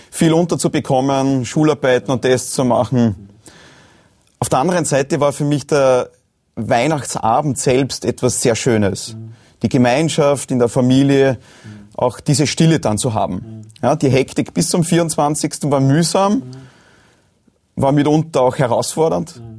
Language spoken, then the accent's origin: German; Lower Austria, Austria; Ich meine, gerade am Land draußen, wo ich aufgewachsen bin in Niederösterreich, ist ja auch das Religiöse sehr, sehr wichtig und bedeutsam.